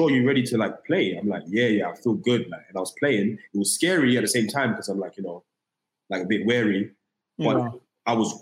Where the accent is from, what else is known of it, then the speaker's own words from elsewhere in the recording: London, United Kingdom; moved away as an adult; now in United States; just born in London, Tottenham, North London, like rough area.